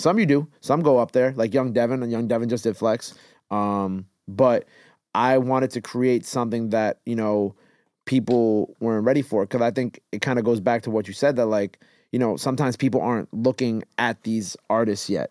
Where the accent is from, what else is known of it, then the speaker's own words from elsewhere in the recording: Long Island, New York, United States; also born or lived in Queens, New York; early years it was in Queens. Then I did most of my school out in Long Island.